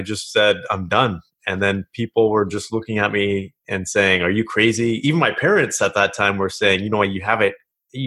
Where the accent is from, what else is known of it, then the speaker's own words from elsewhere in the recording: Kelowna, British Columbia, Canada; moved away as an adult; now in Ontario, Canada; I grew up in Kelowna, British Columbia.